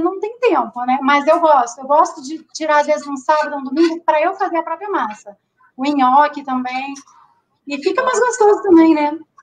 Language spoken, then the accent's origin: Portuguese; Rio de Janeiro, Brazil; moved away; also born or lived in Rio Grande do Sul; eu sou carioca